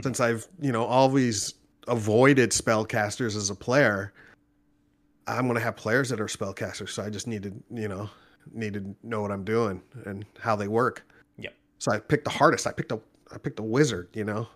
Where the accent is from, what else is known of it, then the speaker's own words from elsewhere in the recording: Orange County, Southern California, United States; moved away as an adult; also born or lived in Nashville area, Tennessee; now in Nashville, United States; I'm originally from California, born and raised Orange County, Southern California